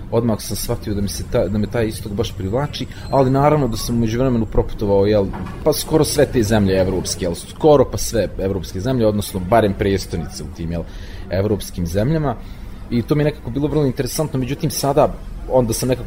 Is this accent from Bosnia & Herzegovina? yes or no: yes; Banja Luka, Republika Srpska, Bosnia & Herzegovina; ja sam iz Banja Luke